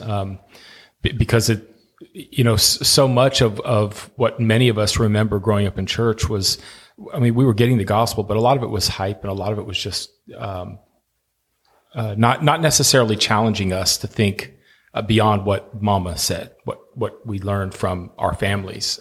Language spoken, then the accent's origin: English; Miami, Florida, United States; moved away; my hometown, uh, of Miami